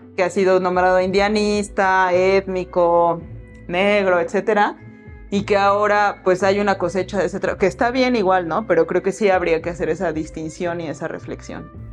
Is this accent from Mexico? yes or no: yes; Mexico; vengo de Villajuapa